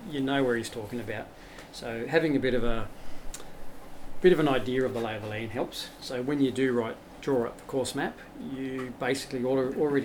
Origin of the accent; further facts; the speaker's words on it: Blue Mountains, New South Wales, Australia; I grew up in the Blue Mountains